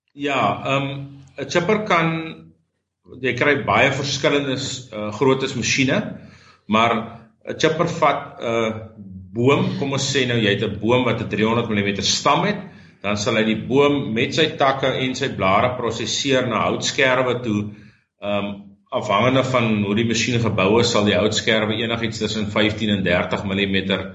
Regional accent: Ceres, Western Cape, South Africa; moved away as an adult; now in Worcester, South Africa; Ek het in Ceres groot geword. Ek bly so vir die afgelope 10 jaar in Woester

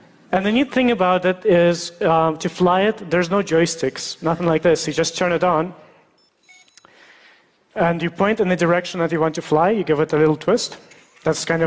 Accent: Russia; moved away; I was born in Russia

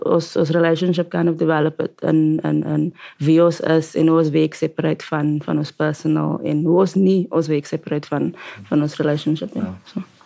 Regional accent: Cape Town, Western Cape, South Africa; ons is albei van die Cape Flats en soort van die same same upbringings

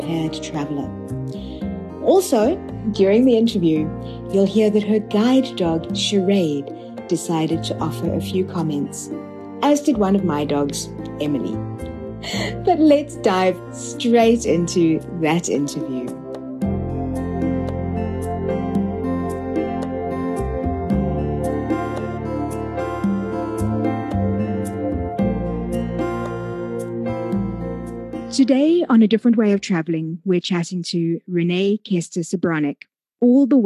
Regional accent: South Africa; being a South African

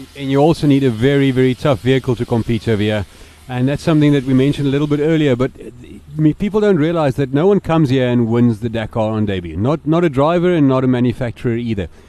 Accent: South Africa; the cars that we develop in South Africa

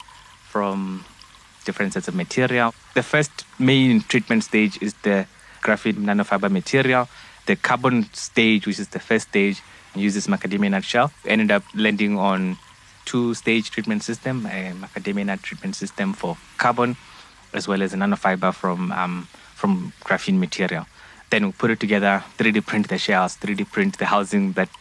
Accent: Limpopo, South Africa; I was born in Limpopo, in a township called Shandima

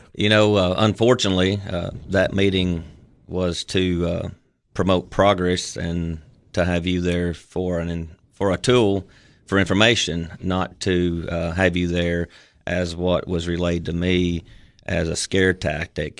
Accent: United States; I also had two years of full-time service for a local funeral chapel there in my hometown

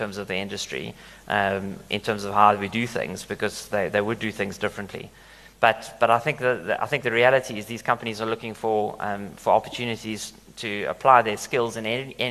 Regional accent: South Africa; we as South Africans

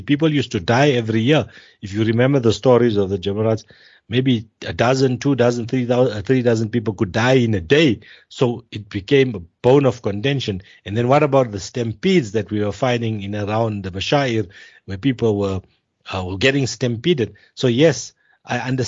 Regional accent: South Africa; the South Africans are treated as if we are Indian citizens

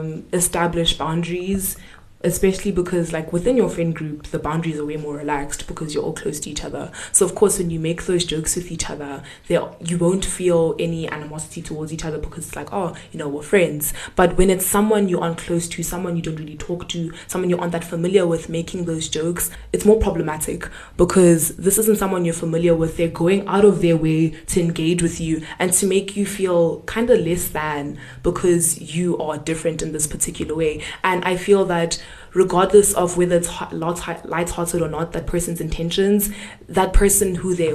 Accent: Zimbabwe; now in South Africa; the fact that I'm Zimbabwean, or to try and make me feel different or somehow about the fact that I'm not from South Africa, well, by culture, by birth, guys, my papers say my papers are South African.

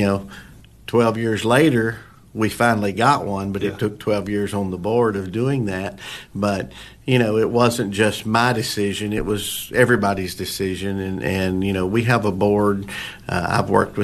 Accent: Monterey, Tennessee, United States; moved away; I grew up there my whole life. I was born in Monterey and went to school in Monterey

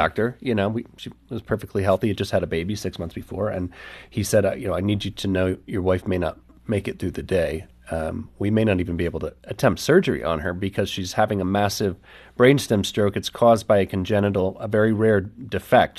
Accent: the Bible Belt, United States; growing up in the Bible Belt, we have all these experiences of church

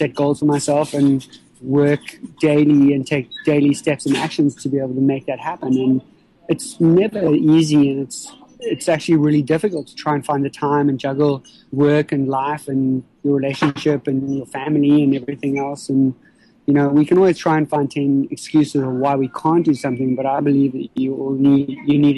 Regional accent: South Africa; growing up in South Africa and living in South Africa

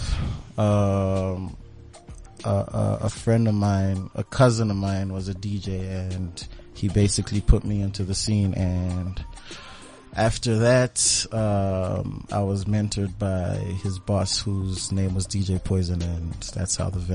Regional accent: Zambia; now in South Africa; Originally, I'm from Zambia. Born and bred in Zambia. Went to school there, but grew up this side.

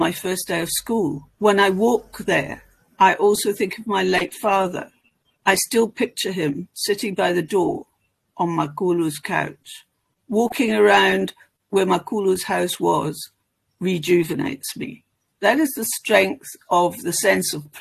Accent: northwest of Ireland, Ireland; I'm Irish from the northwest of Ireland

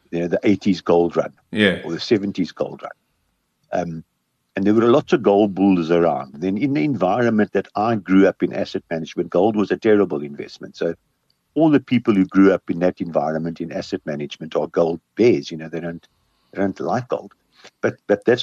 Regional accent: South Africa; we grew up on gold in South Africa

